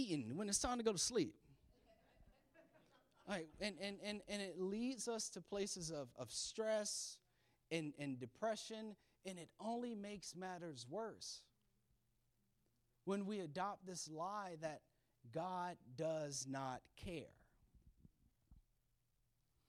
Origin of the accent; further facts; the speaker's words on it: the South, United States; now in Maryland, United States; I'm from the South